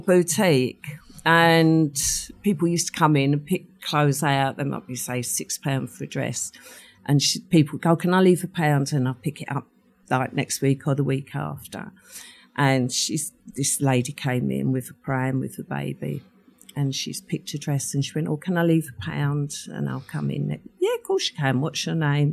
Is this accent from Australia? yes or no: no; London, United Kingdom; accent: Cockney; also born or lived in Ilford; we moved to the East End when I was four